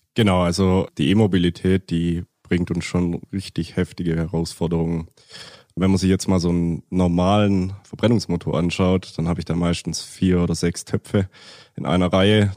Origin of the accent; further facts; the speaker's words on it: near Stuttgart, Baden-Württemberg, Germany; komme aus der Nähe von Stuttgart